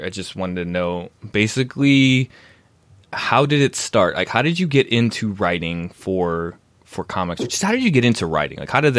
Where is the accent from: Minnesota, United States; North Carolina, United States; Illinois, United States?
Illinois, United States; Park Forest; also born or lived in Chicago Heights, Illinois; I grew up east of you. I grew up in Park Forest, Chicago Heights.